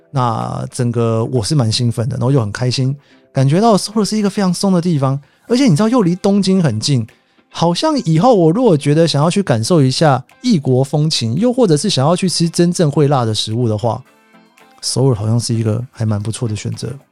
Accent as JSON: {"language": "Chinese", "country": "Taiwan", "moved": "yes", "lives_now": "Tokyo, Japan", "said": "我是从台湾来的"}